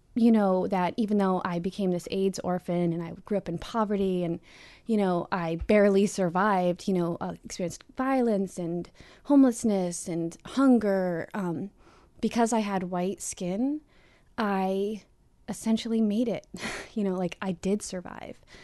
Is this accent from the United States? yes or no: yes; Pennsylvania, United States; I'm from Pennsylvania.